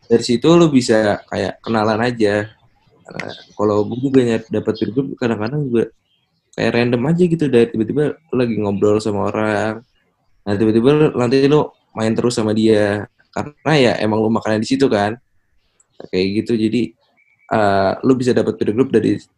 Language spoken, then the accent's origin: Indonesian; Jakarta, Indonesia; Ada yang dari kalau gue dari Jakarta ya nah kan kalau gue dari Jakarta terus ada juga yang dari luar Jawa